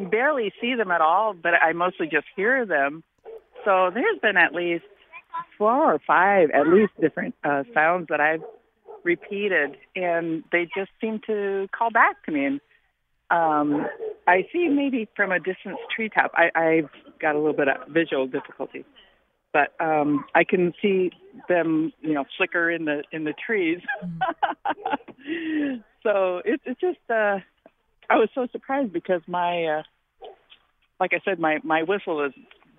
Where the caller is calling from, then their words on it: East Hampton, United States; also born or lived in Indiana; I'm from East Hampton, and I've only lived here for 5 years. I moved from Indiana